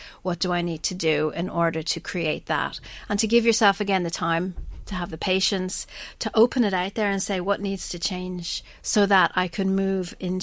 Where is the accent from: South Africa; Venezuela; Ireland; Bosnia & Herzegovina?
Ireland; we're Irish